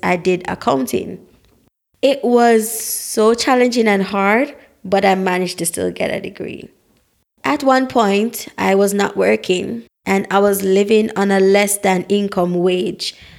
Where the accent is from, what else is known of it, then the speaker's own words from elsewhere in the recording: Saint Mary, Jamaica; also born or lived in Saint Ann, Jamaica; I am a Black, authentic Jamaican, born in the parish of Saint Anne